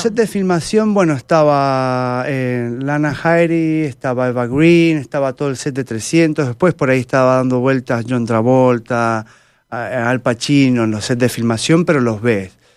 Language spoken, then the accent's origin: Spanish; Mendoza, Argentina; soy mendocino y por ahora estoy acá.